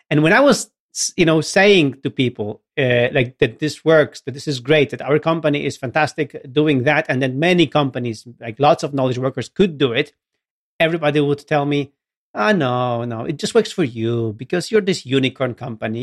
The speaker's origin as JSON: {"language": "English", "town": "Gdynia", "region": "Pomeranian Voivodeship", "country": "Poland", "tie": "born or raised there", "second_language": "English", "said": "for the local government in Gdynia, in my hometown"}